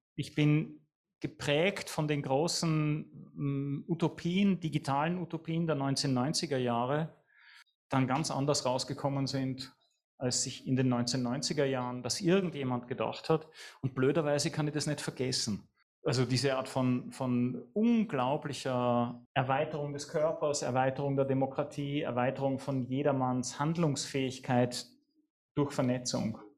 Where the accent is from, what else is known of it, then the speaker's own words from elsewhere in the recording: Vienna, Austria; ich bin Wiener